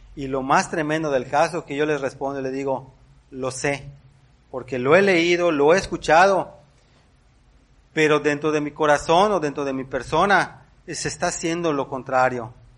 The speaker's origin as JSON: {"language": "Spanish", "country": "Mexico", "said": "somos mexicanos"}